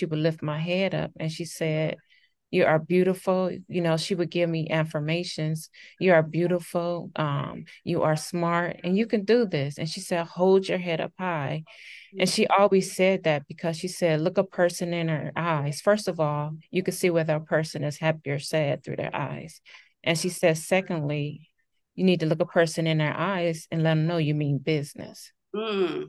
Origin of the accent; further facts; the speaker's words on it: Cleveland, Ohio, United States; moved away as an adult; now in St. Louis, United States; I'm originally from Cleveland, Ohio, but I live in the St. Louis, Missouri area.